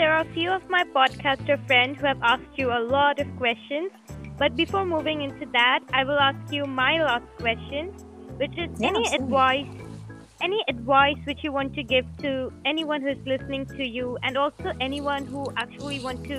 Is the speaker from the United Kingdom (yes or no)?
no; India; also from India.